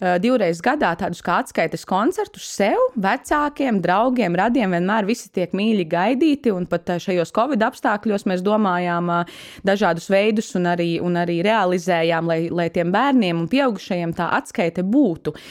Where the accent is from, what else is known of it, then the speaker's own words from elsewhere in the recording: Gulbene, Gulbene Municipality, Latvia; now in Riga, Latvia; ir mana dzimtā puse, Gulbene